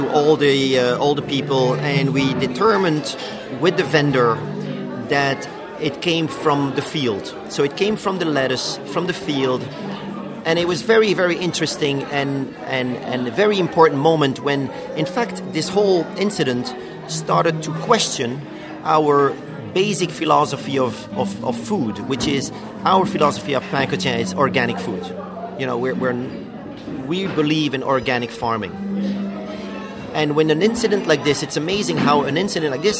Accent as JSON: {"language": "English", "country": "Belgium", "moved": "as an adult", "lives_now": "New York, United States", "said": "I'm from Belgium. I'm 46. I have three kids, fantastic wife, living in New York for 20 years."}